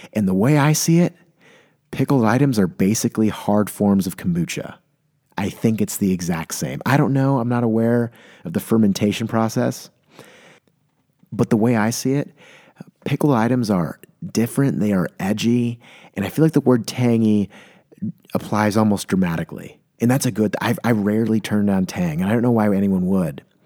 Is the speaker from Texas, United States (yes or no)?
no; San Diego, California, United States; born or raised there; moved away as an adult